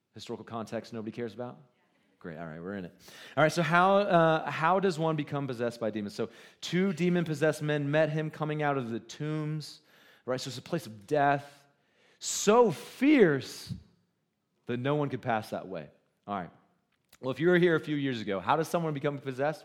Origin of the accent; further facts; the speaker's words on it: Goose Creek, South Carolina, United States; now in Cody, United States; I just know that you don't know where Goose Creek is